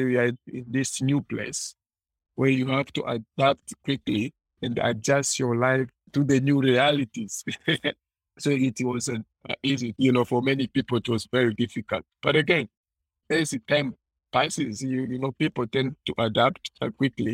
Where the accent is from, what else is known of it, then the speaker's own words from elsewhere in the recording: eastern Congo, DR Congo; moved away; also born or lived in Tanzania; I was born and raised in the Democratic Republic of Congo, Eastern Congo, in the 1990s